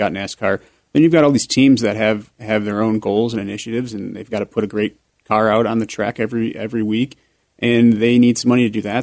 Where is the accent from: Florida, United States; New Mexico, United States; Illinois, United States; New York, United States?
Illinois, United States; Chicago; moved away as an adult; now in Colorado Springs, United States; born and raised in Chicago, Illinois.